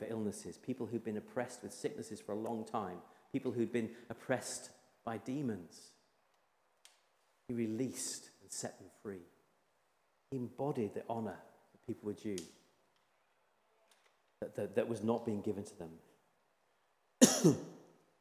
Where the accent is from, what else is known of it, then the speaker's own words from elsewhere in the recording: Yorkshire and the Humber, United Kingdom; When I was a young lad growing up in Yorkshire